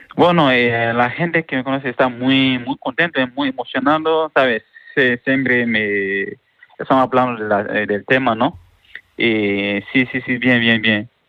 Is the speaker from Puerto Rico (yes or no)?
no; Mali; moved away as an adult; now in Málaga, Spain; soy de Mali, vengo de Mali